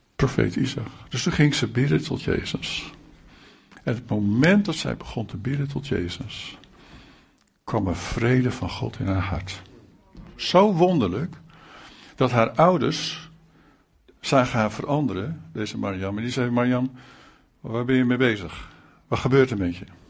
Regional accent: Netherlands; Wij als Nederlanders

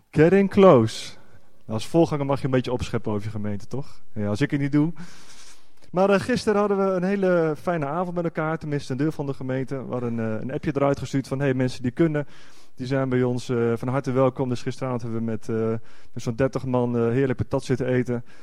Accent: Netherlands; voor mij als echte Nederlander, als je dan een andere taal Gods, eh, Gods woord hoort, ja, dat doet dan toch wat

